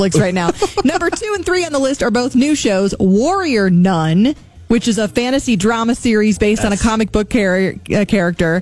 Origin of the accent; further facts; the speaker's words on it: Midwest, United States; moved away; We're from the Midwest